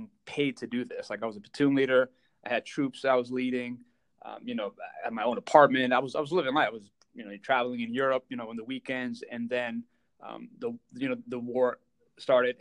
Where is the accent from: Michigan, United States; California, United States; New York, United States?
New York, United States; New York City; I was born and raised in New York City.